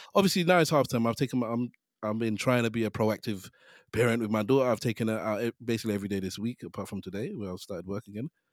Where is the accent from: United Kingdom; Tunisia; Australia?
United Kingdom; London; I grew up in Hackney.